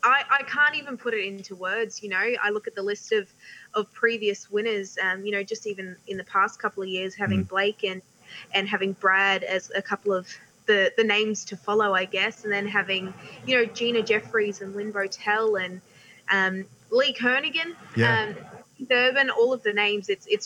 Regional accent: Townsville, Queensland, Australia; Yeah, look, it's a lot warmer living up in Townsville. it's really great. It's a great part of the world. Definitely holds a special spot for me

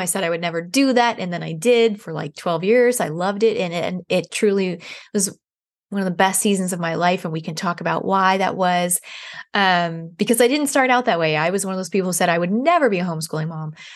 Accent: San Diego, California, United States; now in Nashville, United States; I'm actually from San Diego, um, and I live in Nashville now

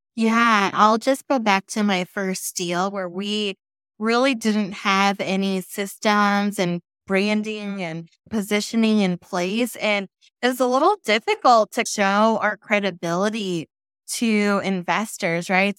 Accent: San Francisco Bay Area, California, United States; moved away as an adult; now in Texas, United States; I'm from the San Francisco Bay Area.

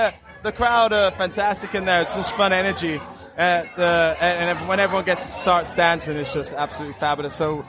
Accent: Worcester, West Midlands, United Kingdom; Well, I'm from Worcester, which is Midlands.

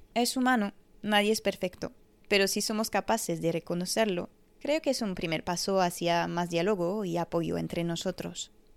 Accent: France; Empecé a montar de joven en un pony club en Francia, mi país de nacimiento

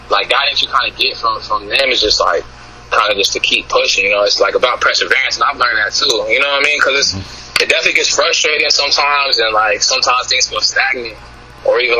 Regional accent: West Coast, United States; I'm from the West Coast, so I got like West Coast roots.

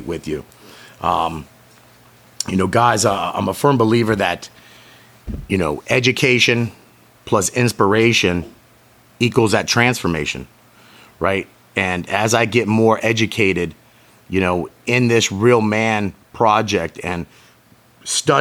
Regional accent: St. Petersburg, Florida, United States; my hometown, St. Petersburg, Florida

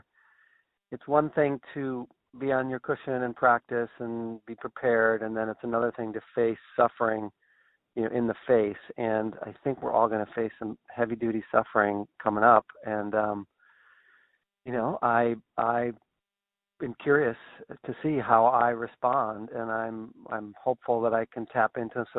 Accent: Brunswick, Maine, United States; my hometown of Brunswick, Maine

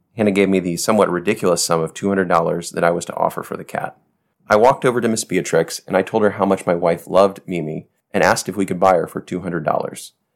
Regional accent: United States; moved away as an adult; now in Haiti; I'm an American

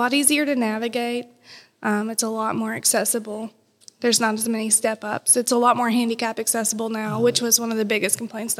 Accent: Livingston County, Kentucky, United States; I'm from Livingston.

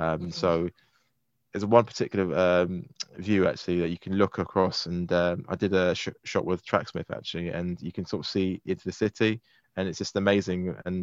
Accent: London, United Kingdom; being a Londoner, I've not really stayed in the hotels. I've only stayed where I've lived

